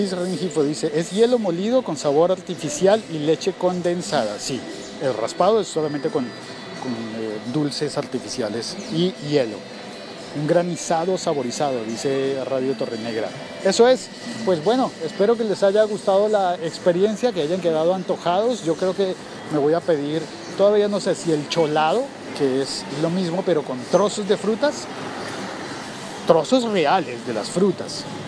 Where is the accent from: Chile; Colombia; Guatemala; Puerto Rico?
Colombia; now in Bogotá, Colombia; hoy es un día festivo en mi país